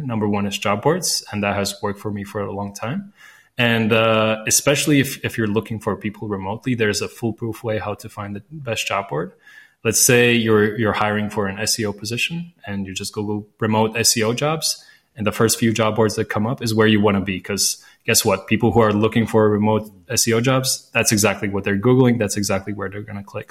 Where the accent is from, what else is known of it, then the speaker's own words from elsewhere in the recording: Latvia; first language Latvian; English is a second language; I speak Latvian. That's my mother tongue.